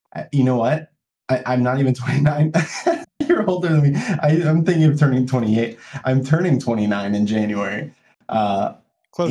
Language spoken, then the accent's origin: English; United States; as an American culture